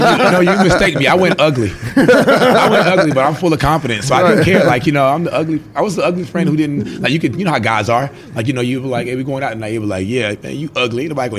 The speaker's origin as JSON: {"language": "English", "town": "Greenville", "region": "South Carolina", "country": "United States", "tie": "born or raised there", "also_born_or_lived": "Nassawadox, Virginia", "said": "But I was born in Nassau, Virginia. And I mean, it was my roots here. And I moved to South Carolina in 1995. Okay. And I was 8 years old, I want to say."}